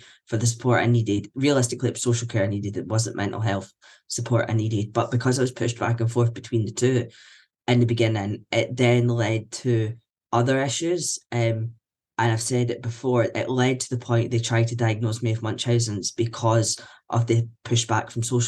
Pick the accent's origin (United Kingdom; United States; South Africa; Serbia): United Kingdom; Scotland; I'm a white man. I'm Scottish